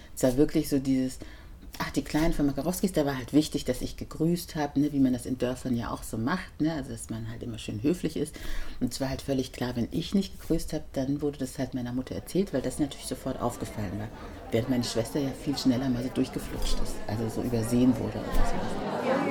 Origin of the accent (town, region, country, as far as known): Germany; born or raised there